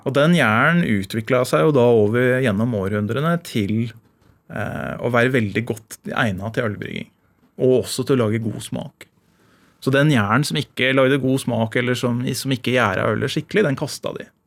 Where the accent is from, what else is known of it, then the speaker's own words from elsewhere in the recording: Indre Østfold, Norway; Der jeg vokste opp i Indre Østfold